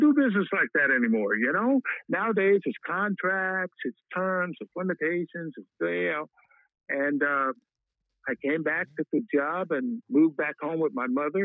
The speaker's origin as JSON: {"language": "English", "town": "Wichita", "region": "Kansas", "country": "United States", "tie": "born or raised there", "also_born_or_lived": "San Diego", "moved": "as an adult", "said": "I was a kid from Wichita, went to the big market of San Diego"}